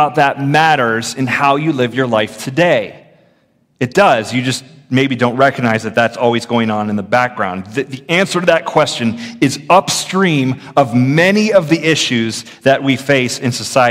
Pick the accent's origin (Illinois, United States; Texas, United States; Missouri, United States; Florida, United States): Florida, United States; I grew up in the public schools in Florida